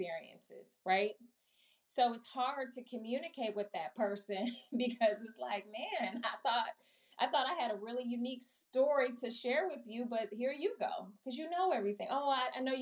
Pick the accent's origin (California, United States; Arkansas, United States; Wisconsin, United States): Wisconsin, United States; Milwaukee; also born or lived in Chicago, Illinois; now in Maryland, United States; born and raised in Milwaukee, Wisconsin, grew up in Chicago, went to undergrad and grad school in Chicago, and now live in the Maryland area